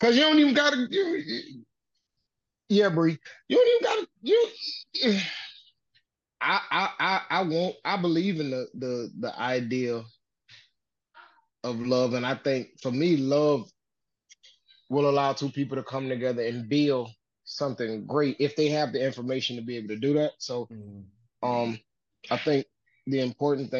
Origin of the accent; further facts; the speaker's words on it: the South, United States; I was raised in the South